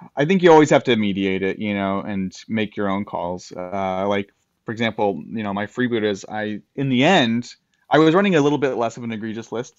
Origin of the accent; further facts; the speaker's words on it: United States; as an American